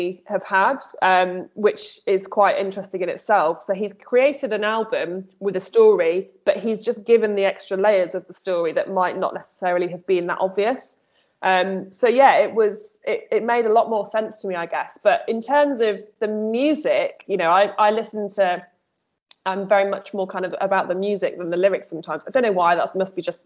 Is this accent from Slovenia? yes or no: no; Midlands, United Kingdom; I'm from the Midlands